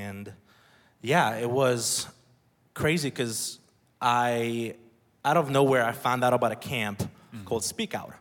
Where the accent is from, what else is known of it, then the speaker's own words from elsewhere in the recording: Budapest, Hungary; moved away; I was born and raised in Budapest, Hungary.